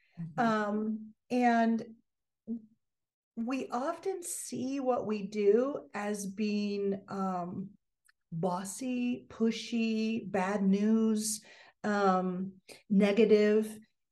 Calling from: California, United States; Southern California. Yeah. And it is, 70 degrees and beautiful.

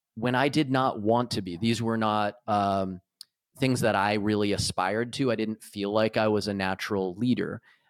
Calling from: Michigan, United States; I am calling in from Michigan in the U.S.

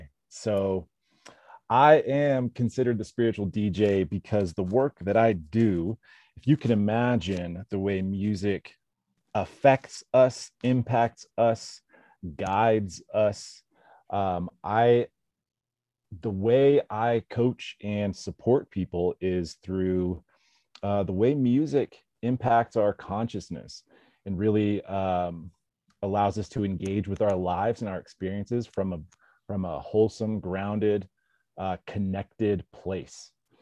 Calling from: South Lake Tahoe, California, United States; Man, I'm coming in from South Tahoe, California.

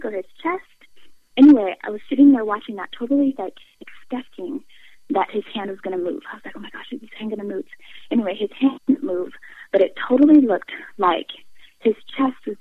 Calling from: California, United States; I'm calling from California

